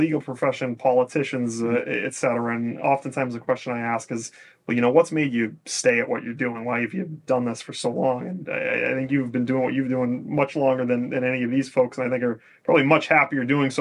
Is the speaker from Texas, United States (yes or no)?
no; Newton, Massachusetts, United States; I'm originally from Newton, coming here since I was a kid.